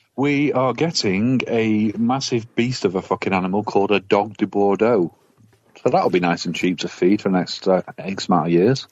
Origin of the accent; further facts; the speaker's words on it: Manchester, North West England, United Kingdom; I'm from Manchester